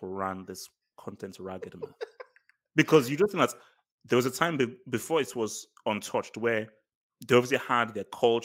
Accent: Nigeria; moved away; also born or lived in England; As a guy growing up in Nigeria

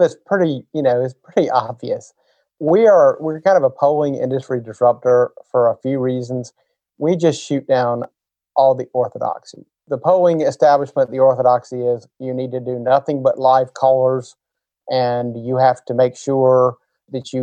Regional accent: South Carolina, United States; I grew up in South Carolina, we shared a media market with North Carolina

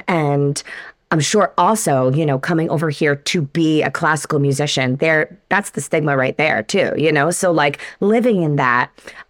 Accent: New York, United States; I grew up in New York.

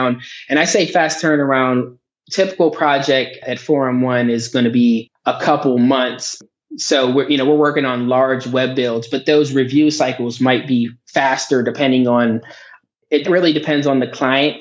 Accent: Johnstown, Pennsylvania, United States; I grew up in a town called Johnstown, Pennsylvania

